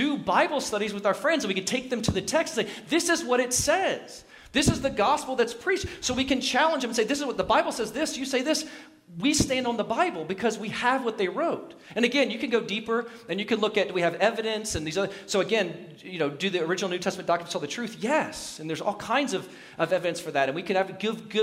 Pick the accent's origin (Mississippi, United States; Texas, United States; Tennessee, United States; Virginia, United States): Virginia, United States; Southwest; I come from Southwest Virginia